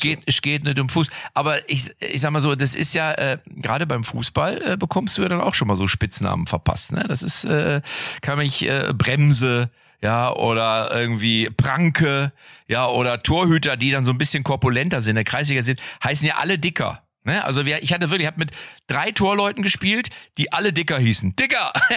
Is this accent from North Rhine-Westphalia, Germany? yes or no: yes; Lippstadt, North Rhine-Westphalia, Germany; ich komme ja aus Lippstadt und mein Vater war ja der Trainer, der A-Jugendtrainer